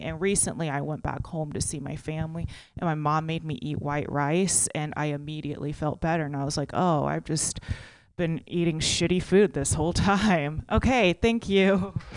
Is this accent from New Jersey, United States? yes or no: no; Texas, United States; now in California, United States; I'm originally from Texas, so like when I moved to California